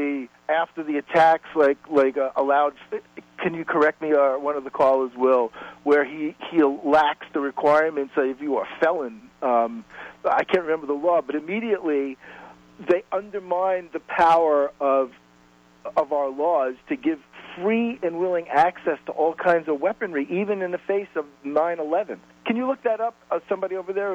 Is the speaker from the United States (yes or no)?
yes; New York, United States; now in Los Angeles, United States; I'm from New York, and, you know, I grew up in New York. I'm in Los Angeles now